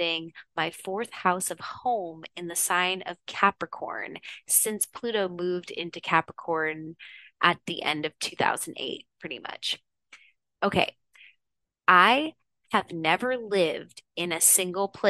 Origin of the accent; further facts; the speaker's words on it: Houston, Texas, United States; moved away; also born or lived in San Francisco; I'm from Houston, Texas originally.